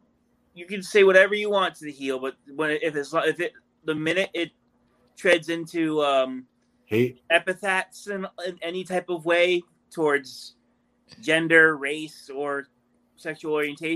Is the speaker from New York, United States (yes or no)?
yes; Manhattan, New York, United States; From Manhattan, what? New York.